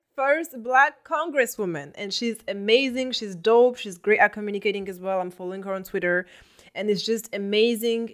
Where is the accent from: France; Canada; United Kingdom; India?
France; now in Brussels, Belgium; in France, uh, my home country